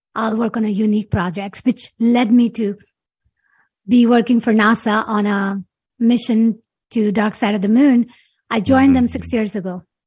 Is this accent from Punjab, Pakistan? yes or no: no; Karachi, Sindh, Pakistan; moved away as an adult; now in United States; growing up in Pakistan